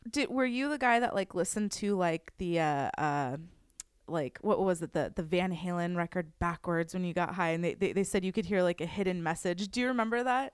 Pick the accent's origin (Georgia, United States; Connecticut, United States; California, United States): California, United States; Westlake Village; I grew up in Westlake my whole life